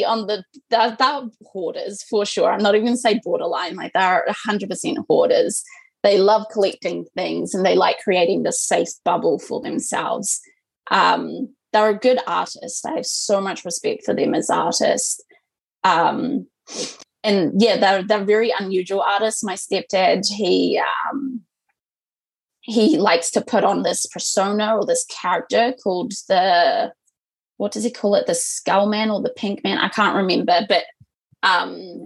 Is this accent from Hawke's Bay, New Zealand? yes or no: no; Southland, New Zealand; I'm originally from Southland in a tiny, tiny town called Ōtoto or Tautau. It's like a rural-ass town, probably less than 700 people live there. I lived my entire life of up to 18 years in this tiny wee town with my parents.